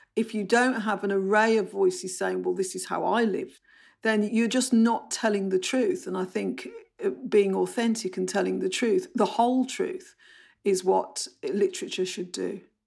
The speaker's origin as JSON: {"language": "English", "town": "Bromley", "region": "London", "country": "United Kingdom", "accent": "Bromley", "said": "I've got short vowels, I've got a Bromley accent"}